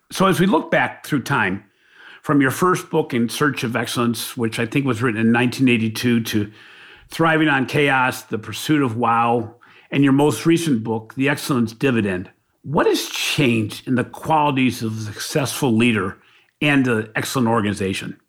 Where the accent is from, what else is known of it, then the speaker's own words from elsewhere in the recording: Ohio, United States; We refer to Michigan as the team up north when we're from Ohio